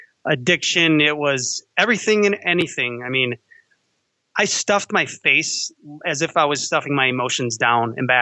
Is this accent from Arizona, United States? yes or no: no; Chicago, Illinois, United States; Growing up in Chicago, I used to like the Cubs